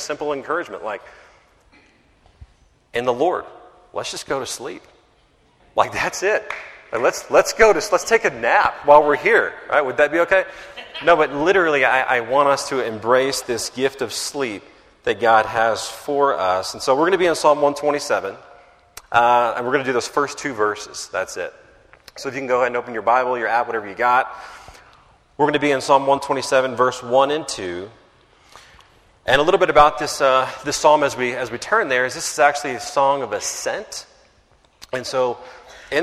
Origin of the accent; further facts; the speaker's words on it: Carrollton, Texas, United States; now in Dallas, United States; my hometown of Carrollton, Texas